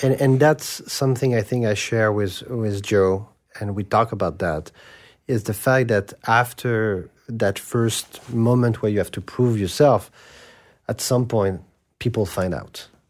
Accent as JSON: {"language": "English", "town": "Paris", "region": "Île-de-France", "country": "France", "tie": "born or raised there", "said": "I grew up in Saint Germain des Prés"}